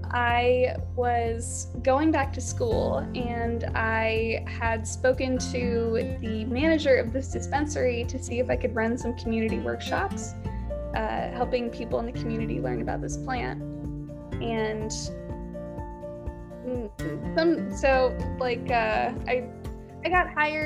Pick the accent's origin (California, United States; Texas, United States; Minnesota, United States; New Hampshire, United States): California, United States; I'm from California